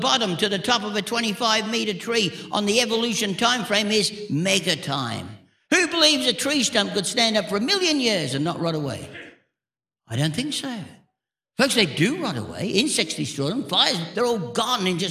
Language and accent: English; England, United Kingdom; now in Australia; I was born in England, but I'm fair-skinned